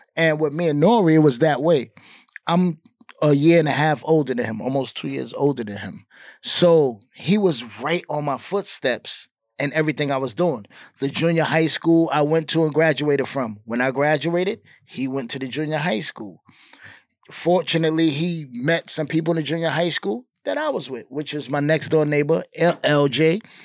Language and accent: English; New York City, New York, United States; I'm from Queensbridge. It's not like I'm just from Queens.